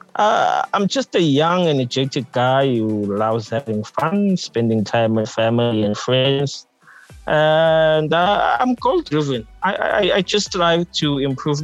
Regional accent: Harding, KwaZulu-Natal, South Africa; I was born and raised in Harding, which is a small town in the lower south coast of KZN, KwaZulu-Natal, South Africa.

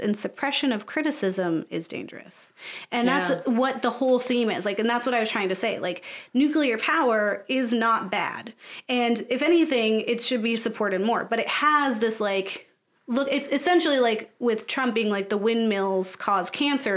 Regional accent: United States; being an American

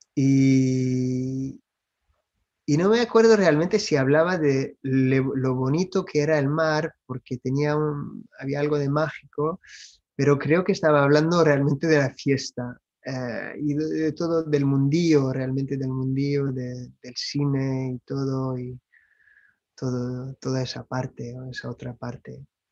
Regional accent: France; Spanish is a second language; moved away; also born or lived in United States; lo hablo, soy francés, pero he vivido en los Estados Unidos

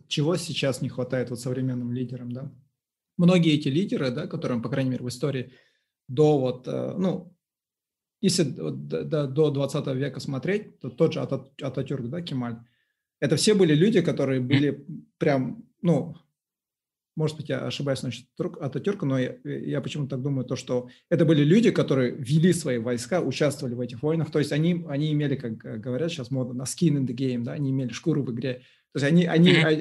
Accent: Uralsk, West Kazakhstan Region, Kazakhstan; moved away; also born or lived in Aktau; я сам вообще вырос в Уральске

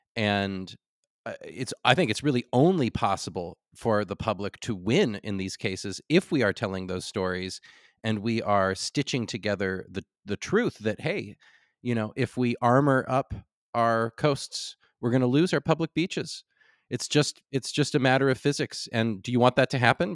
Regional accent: California, United States; as a Californian

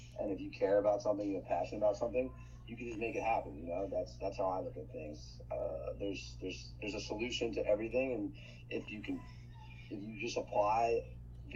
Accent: New York, United States; moved away as an adult; also born or lived in Michigan; I grew up in New York, but outside of the city

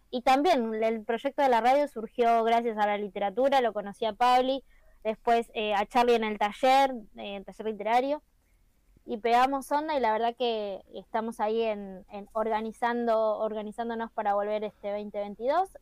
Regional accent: Merlo, Buenos Aires Province, Argentina; soy de Merlo, yo soy de Merlo soy de Merlo

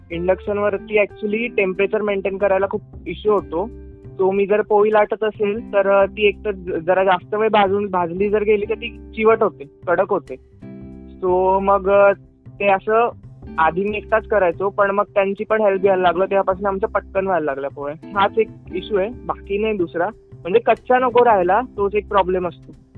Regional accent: Dhule, Maharashtra, India; मी proper धुळ्याचा खानदेशचा

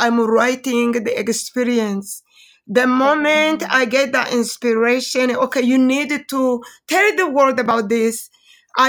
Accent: Rwanda; moved away as an adult; now in Denver, United States; originally I'm from Rwanda

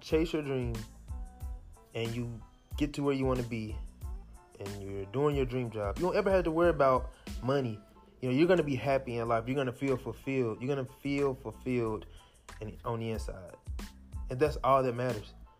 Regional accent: Jackson, United States; I'm from Jackson. We didn't have these classes in high school.

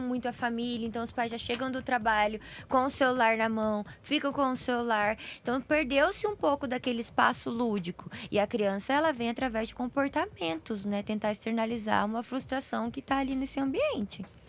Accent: Brazil

